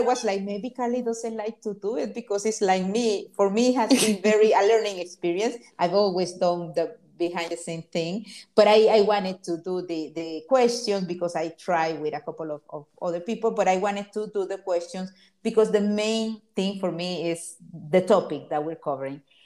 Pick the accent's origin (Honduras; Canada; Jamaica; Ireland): Honduras; also born or lived in Miami, United States; now in Los Angeles, United States; I came to Miami from Honduras, my country, in in 1988